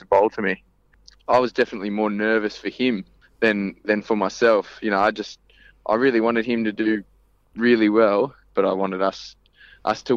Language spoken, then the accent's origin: English; Melbourne, Victoria, Australia; moved away as an adult; now in Perth, Australia; I grew up in Melbourne. I moved to Perth when I was 18 in 2012